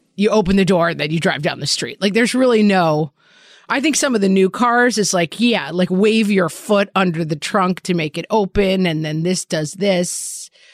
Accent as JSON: {"language": "English", "region": "New York", "country": "United States", "said": "as a New Yorker"}